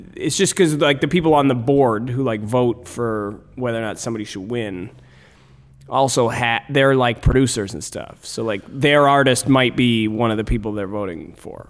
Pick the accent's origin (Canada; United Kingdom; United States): Canada; as Canadian comedians